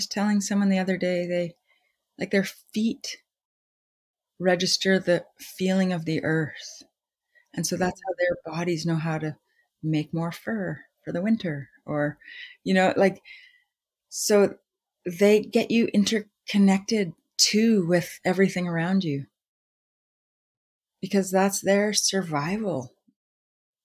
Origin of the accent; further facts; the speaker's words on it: Winnipeg, Manitoba, Canada; also born or lived in Vancouver; now in Salt Spring Island, Canada; I grew up in Winnipeg and we had a cottage